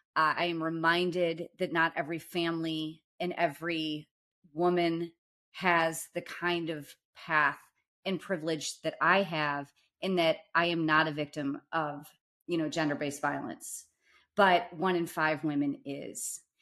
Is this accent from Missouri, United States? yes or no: yes; St. Louis, Missouri, United States; we grew up together in Saint Louis in kind of the South Side, Holly Hills area